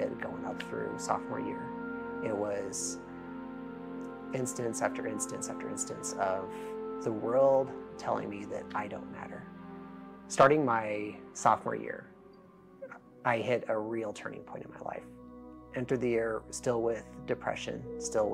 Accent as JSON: {"language": "English", "town": "Denver", "region": "Colorado", "country": "United States", "tie": "born or raised there", "moved": "yes", "said": "born and raised in Denver, Colorado"}